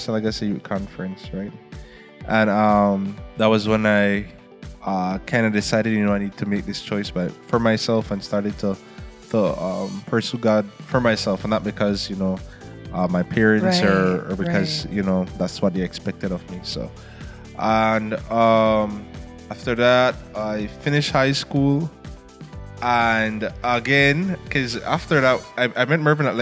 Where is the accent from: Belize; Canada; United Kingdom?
Belize; Belmopan, Cayo District; So I grew up, I was born in Belmopan, Belize, so that's the capital.